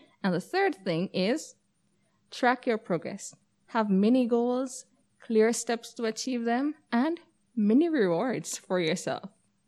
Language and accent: English; Jamaica; So, hi everybody … I'm from Jamaica.